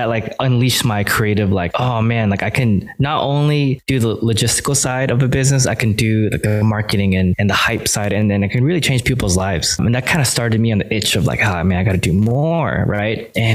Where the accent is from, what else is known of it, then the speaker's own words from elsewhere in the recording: Los Angeles, California, United States; I grew up in LA, Hawthorne, Inglewood, to be exact